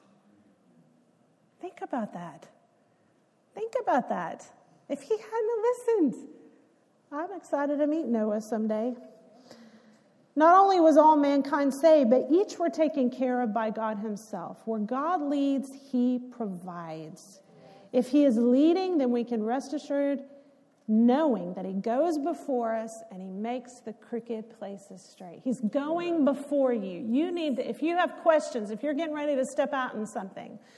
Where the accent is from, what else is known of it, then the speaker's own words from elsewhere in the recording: Texas, United States; when you grow up in Texas